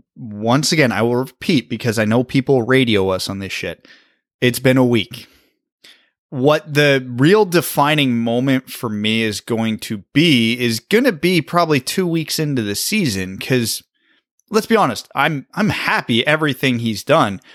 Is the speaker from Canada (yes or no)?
yes; Canada; as a Canadian